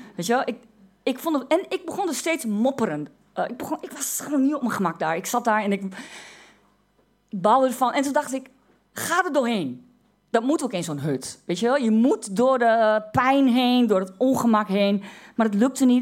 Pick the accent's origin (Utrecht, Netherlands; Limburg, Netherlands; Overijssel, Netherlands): Overijssel, Netherlands; Twente; ik uit Twente kom